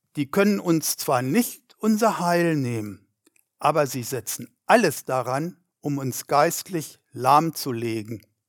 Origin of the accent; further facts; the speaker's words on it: Germany; 80 Kilometer weit weg von dem Ort, wo ich wohnte, in meiner Heimatstadt.